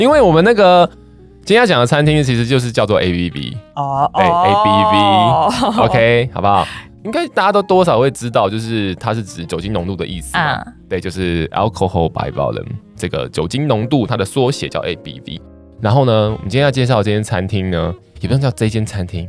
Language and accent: Chinese; Taiwan; 那它当然也有日式，是我们台湾人最喜欢的日式餐厅